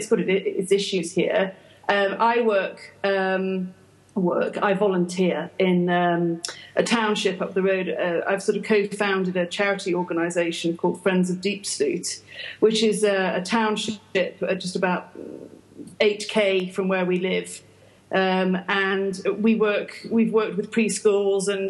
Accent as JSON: {"language": "English", "country": "United Kingdom", "moved": "yes", "said": "I'm British."}